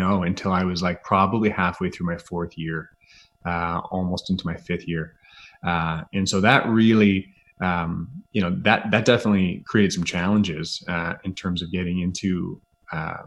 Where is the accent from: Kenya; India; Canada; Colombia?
Canada; Grimsby, Ontario; also born or lived in Halifax, Canada / London, United Kingdom; I grew up in Southern Ontario on the south side of the lake in a town called Grimsby